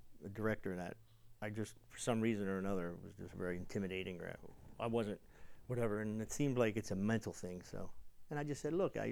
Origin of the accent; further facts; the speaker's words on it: New Jersey, United States; moved away as an adult; I'm some kid from Jersey